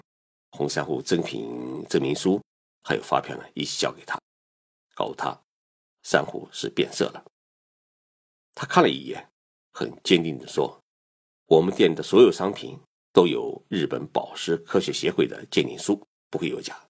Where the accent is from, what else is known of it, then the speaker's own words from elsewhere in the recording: Zhejiang, China; moved away as an adult; now in Japan; 我浙江老家的一对亲戚夫妻参加了一个旅行团来日本旅游。